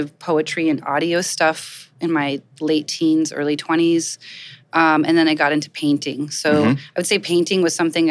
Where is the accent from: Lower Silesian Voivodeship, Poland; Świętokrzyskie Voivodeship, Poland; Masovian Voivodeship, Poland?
Świętokrzyskie Voivodeship, Poland; Kielce; also born or lived in Gainesville, Florida, United States; now in New York, United States; So I'm originally from Kielce, Poland. I came here in the early 80s, or I came to Florida.